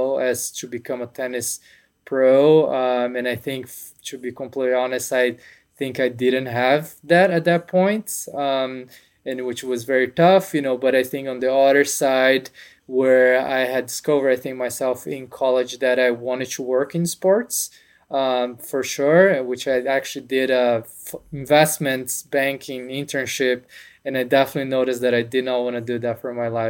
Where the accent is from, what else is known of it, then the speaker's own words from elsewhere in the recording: São Paulo, Brazil; moved away as an adult; now in United States; I'm from Brazil. I was born in São Paulo. Grew up playing tennis.